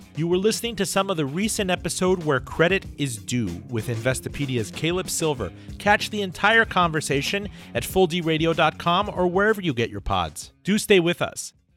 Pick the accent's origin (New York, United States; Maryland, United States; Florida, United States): Florida, United States; Miami; when I was growing up in Miami.